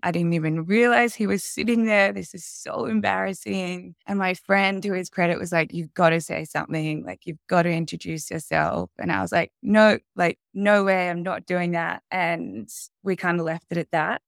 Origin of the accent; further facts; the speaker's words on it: Sydney, New South Wales, Australia; I was I born and raised in Sydney